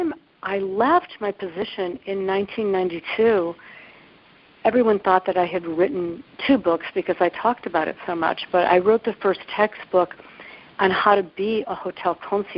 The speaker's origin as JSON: {"language": "English", "town": "Cleveland", "region": "Ohio", "country": "United States", "tie": "born or raised there", "also_born_or_lived": "New York", "accent": "Midwest", "moved": "as an adult", "lives_now": "San Francisco, United States", "said": "I grew up in the suburbs of Cleveland, Ohio"}